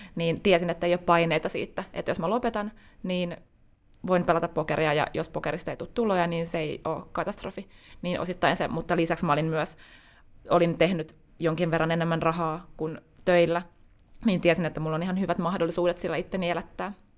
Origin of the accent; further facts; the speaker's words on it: Tampere, Pirkanmaa, Finland; moved away as an adult; also born or lived in Espoo; now in Helsinki, Finland; olen syntynyt Tampereella ja koen vieläkin olevani tamperelainen